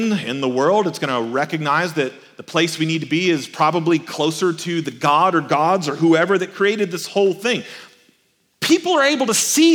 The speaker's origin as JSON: {"language": "English", "town": "Albany", "region": "Georgia", "country": "United States", "tie": "born or raised there", "also_born_or_lived": "Texas", "said": "when I was growing up in Albany, Georgia, we would travel to Texas a couple of times a year because that's where I was born."}